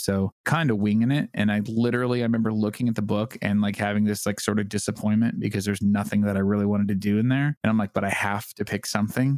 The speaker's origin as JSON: {"language": "English", "town": "San Diego", "region": "California", "country": "United States", "tie": "born or raised there", "said": "I grew up in San Diego"}